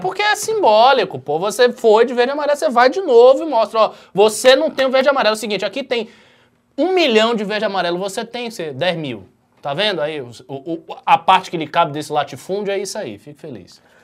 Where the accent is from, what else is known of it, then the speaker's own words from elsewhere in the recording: Bahia, Brazil; eu sou da Bahia